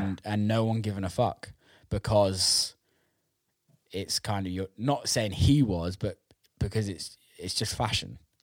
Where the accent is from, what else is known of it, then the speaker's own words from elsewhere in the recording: England, United Kingdom; I'm obviously British and grew yeah. up in England